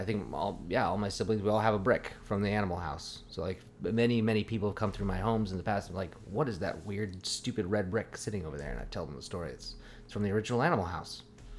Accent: Eugene, Oregon, United States; now in Sonoma, United States; Eugene, Oregon, my hometown.

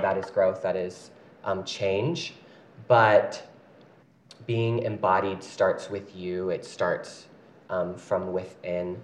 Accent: Paducah, Kentucky, United States; moved away as an adult; now in Utah, United States; I grew up my whole life in a small town called Paducah, Kentucky

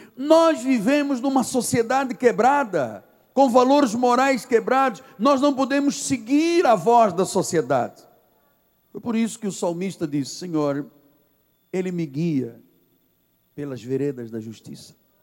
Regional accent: Angola; also born or lived in Portugal; now in Brazil; Ah, eu sou de Angola, vim de Portugal

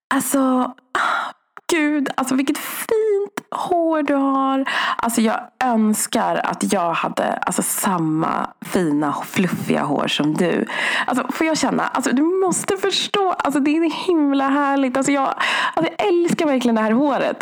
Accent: Sweden; min mamma och pappa flyttade hit 1979.

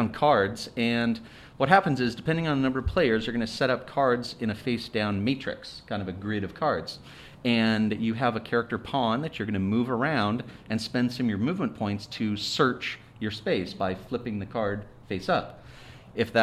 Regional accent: Seattle, Washington, United States; moved away as an adult; also born or lived in California; now in Orange County, California, United States; I was born in California, but grew up in Seattle and 22 years, and then went back down there for a job in the gaming industry.

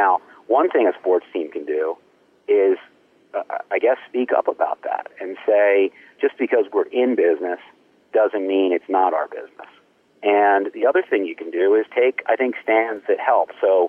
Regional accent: Baltimore, Maryland, United States; You know, I grew up in Baltimore

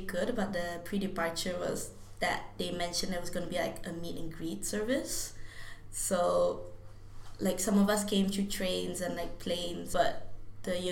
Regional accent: Malaysia; now in Newcastle upon Tyne, United Kingdom; I'm a Malaysian student from Northumbria

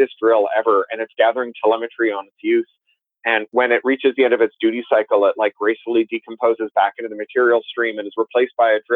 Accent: Canada; also born or lived in United Kingdom; now in Southern California, United States; I'm Canadian by birth. I also have British citizenship. I live in Southern California

